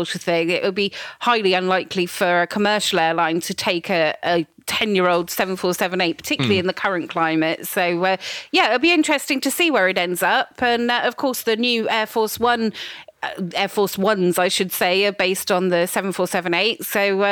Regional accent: United Kingdom; I'm very British

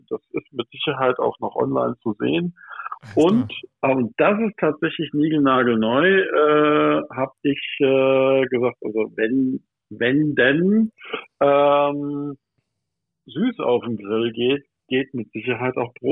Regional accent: Michelstadt, Hesse, Germany; Äh, ich bin aus Michelstadt im Odenwald.

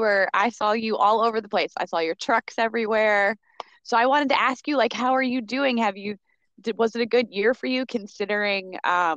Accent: Pennsylvania, United States; I'm from Pennsylvania

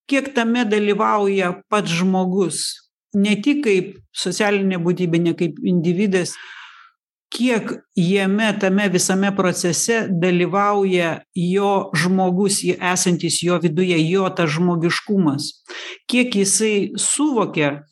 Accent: Lithuania; mes lietuviai

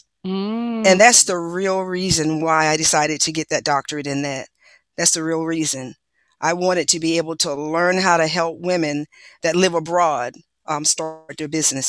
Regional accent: South Carolina, United States; I'm from South Carolina.

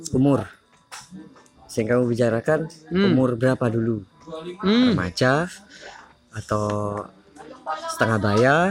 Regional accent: Jember, East Java, Indonesia; rumahku ya jember coret

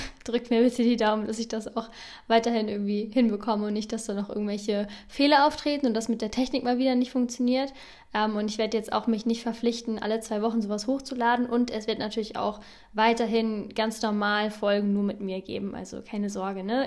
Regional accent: Northern Germany, Germany; moved away as an adult; also born or lived in Bern; Ich komme ursprünglich aus Norddeutschland

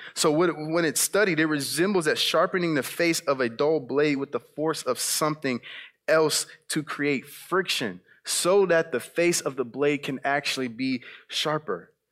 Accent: South Bend, Indiana, United States; moved away; my time back in South Bend, Indiana, growing up on the West Side

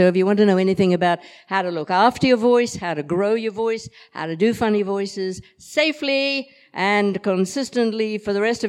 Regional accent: Australia; now in Liverpool, United Kingdom; I'm Australian, but I live in Liverpool.

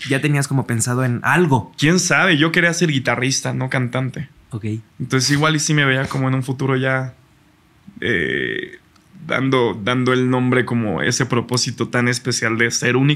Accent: Mexico; Siendo mexicano, pues es lo más mexa que vas a escuchar.

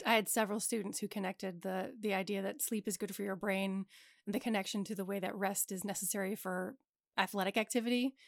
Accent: suburb of Wilmington, Delaware, United States; we grew up in a suburb of Wilmington

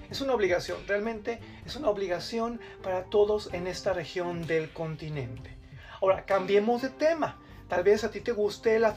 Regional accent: Mexico; Yo creo que es nuestra obligación como mexicanos ofrecer nuestra solidaridad.

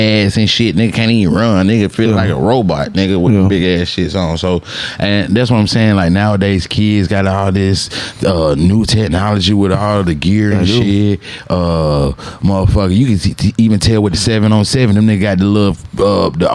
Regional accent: Atlanta, Georgia, United States; growing up in Atlanta back then

